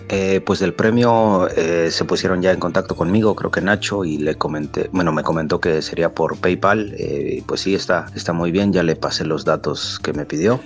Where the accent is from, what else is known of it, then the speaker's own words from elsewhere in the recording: Mexico City, Mexico; moved away as an adult; also born or lived in United States / India / Poland; now in Kraków, Poland; Yo soy del DF, nací en la Ciudad de México, pero hace, ya 20 años más o menos que me fui